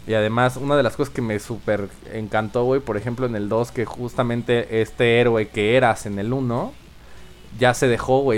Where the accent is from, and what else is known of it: Mexico